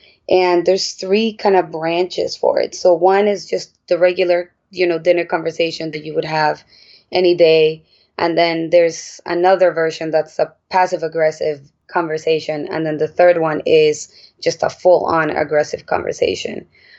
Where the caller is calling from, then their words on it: New York City, New York, United States; I am calling in from Brooklyn, New York.